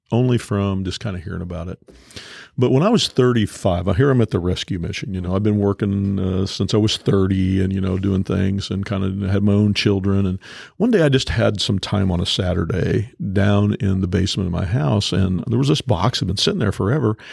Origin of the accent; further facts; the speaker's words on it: Topeka, Kansas, United States; I grew up in North Topeka, you know, where we are